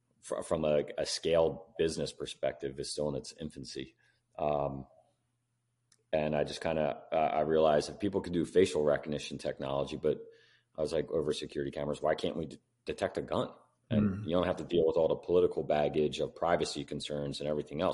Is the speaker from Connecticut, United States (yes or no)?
no; Philadelphia, Pennsylvania, United States; I grew up here in Philadelphia